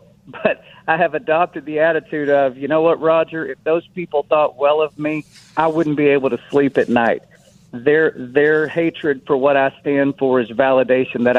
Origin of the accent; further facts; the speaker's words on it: United States; I'm an American